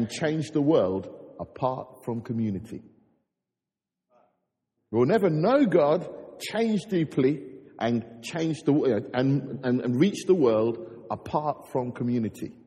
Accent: London, United Kingdom; I grew up in North London

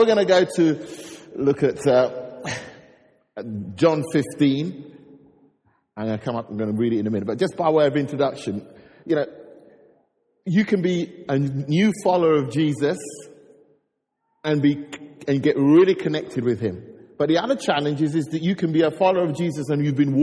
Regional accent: London, United Kingdom; I grew up in North London

